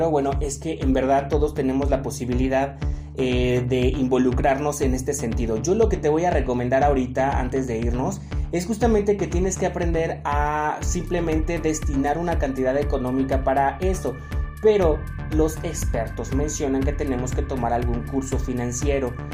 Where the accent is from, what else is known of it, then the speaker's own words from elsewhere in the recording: Mexico; Porque yo sé que como mexicanos, ahí sí, una de las características es que siempre sacamos nuestros compromisos.